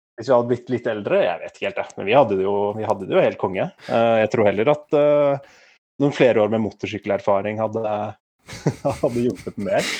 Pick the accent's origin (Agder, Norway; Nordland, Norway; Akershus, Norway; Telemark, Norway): Akershus, Norway; Asker; moved away as an adult; now in Oslo, Norway; Jeg kommer fra Asker